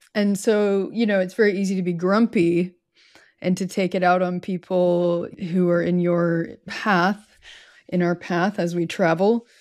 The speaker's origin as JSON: {"language": "English", "country": "United States", "said": "I've returned to my home state"}